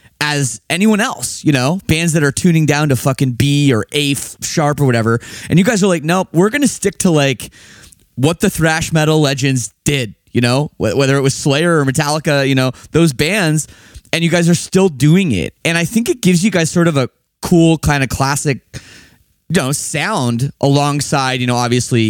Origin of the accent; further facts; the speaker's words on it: Toronto, Ontario, Canada; I'm from Toronto